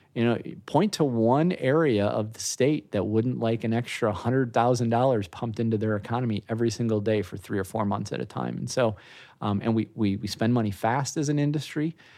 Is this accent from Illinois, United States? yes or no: yes; Chicago, Illinois, United States; moved away as an adult; also born or lived in Orlando; now in Florida, United States; born and raised in the Chicago area, moved to Florida in nineteen ninety-eight to work in the industry